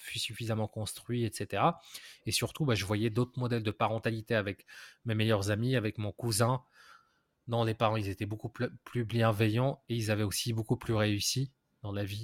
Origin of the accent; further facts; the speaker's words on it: Morocco; j'ai grandi au Maroc